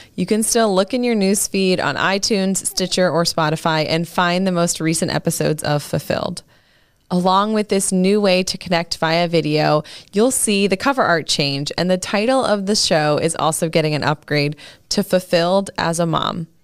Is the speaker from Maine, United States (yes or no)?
yes; Maine, United States; now in Pennsylvania, United States; I was born and raised in Maine, although Pennsylvania is where I live today